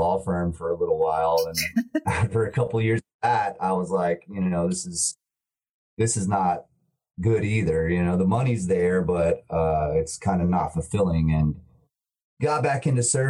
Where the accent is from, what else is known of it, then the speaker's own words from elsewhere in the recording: Tallahassee, Florida, United States; moved away as an adult; now in Atlanta, United States; I'm from Tallahassee, Florida. I've been here for 13, 14 years now, and kind of just Atlanta's my new home